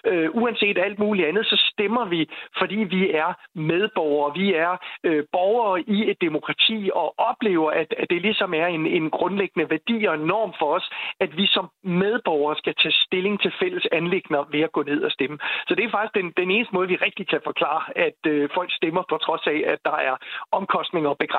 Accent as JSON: {"language": "Danish", "country": "Denmark"}